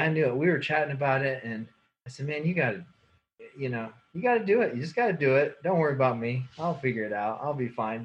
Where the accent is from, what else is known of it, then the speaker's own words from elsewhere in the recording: United States; also born or lived in Northern Ohio / Colorado / Kansas City; now in Goshen, United States; I grew up in Northern Ohio and Colorado, my upbringing